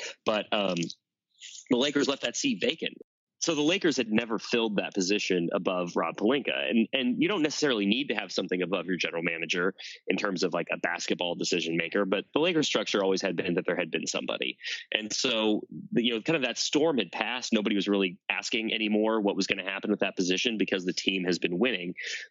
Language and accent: English; United States; I'm from Hicktown, USA. Like, 200 kids in my high school, a public high school that pulled from like five towns